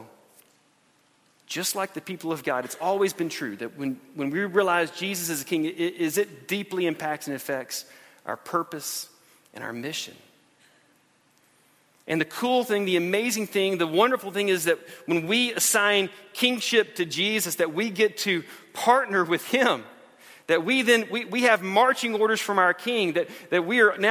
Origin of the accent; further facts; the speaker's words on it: United States; We're Christians who live in America